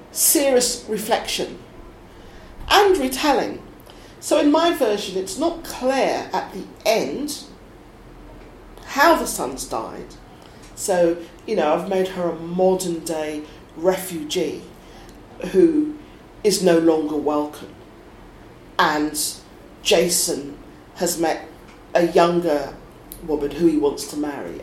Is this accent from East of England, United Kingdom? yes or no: yes; Suffolk, East of England, United Kingdom; also born or lived in East London; I was born in East London, we moved to Suffolk